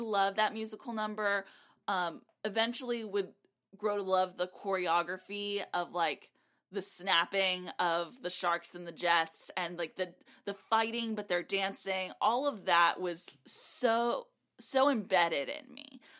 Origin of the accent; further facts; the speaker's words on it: South Texas, United States; I grew up in South Texas, a large Hispanic population